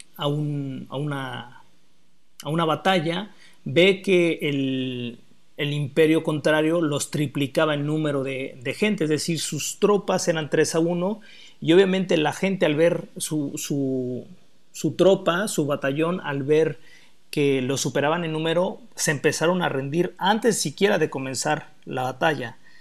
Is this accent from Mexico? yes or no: yes; Mexico; los somos mexicanos